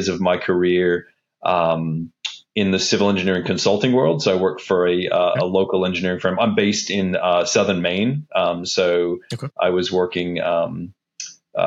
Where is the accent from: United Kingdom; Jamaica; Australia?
Australia; moved away; also born or lived in Wollongong; I grew up in Australia. That's why my voice or accent is a little bit strange